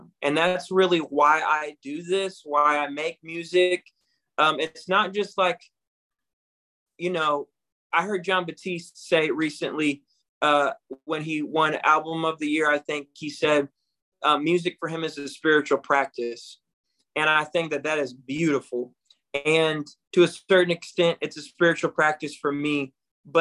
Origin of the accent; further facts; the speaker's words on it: Battle Creek, Michigan, United States; I'm from Battle Creek, Michigan, a city that is known as a factory town